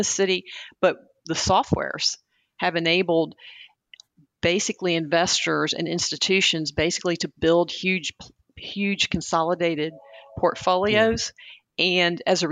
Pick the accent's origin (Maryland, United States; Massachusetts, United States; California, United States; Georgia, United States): Georgia, United States; outside of Atlanta; my sixth grade class growing up outside of Atlanta.